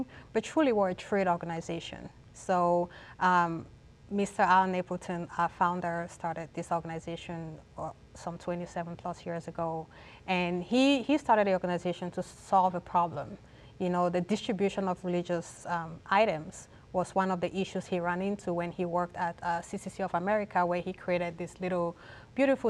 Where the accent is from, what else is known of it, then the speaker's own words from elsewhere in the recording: Cameroon; now in United States; I'm originally from Cameroon, West Africa